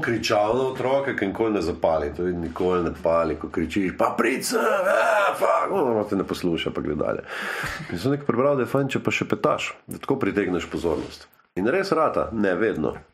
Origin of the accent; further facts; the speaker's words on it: Slovenia; smo Slovenci